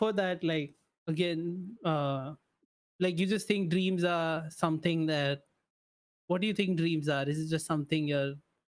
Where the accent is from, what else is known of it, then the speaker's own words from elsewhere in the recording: India; I'm Indian